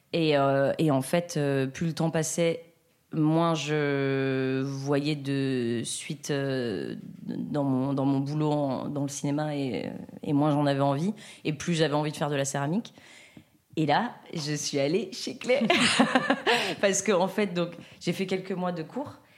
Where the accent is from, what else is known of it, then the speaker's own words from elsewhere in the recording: between Lyon and Grenoble, Auvergne-Rhône-Alpes, France; now in Paris, France; je viens de entre Lyon et Grenoble, un petit village dans lequel j'ai grandi